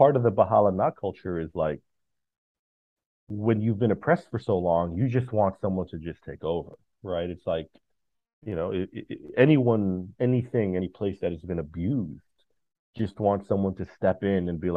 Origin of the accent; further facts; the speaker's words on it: United States; I'm an American